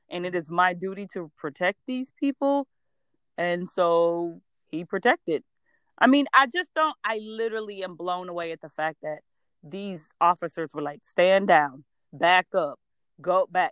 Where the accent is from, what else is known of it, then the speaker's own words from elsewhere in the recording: Georgia, United States; I'm from Georgia